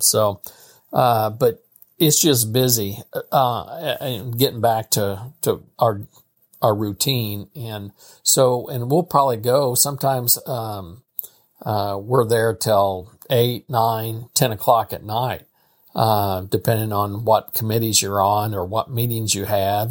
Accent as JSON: {"language": "English", "town": "St. Joseph", "region": "Missouri", "country": "United States", "tie": "born or raised there", "said": "Saint Joseph, Missouri. I've been here, I've lived here all my life"}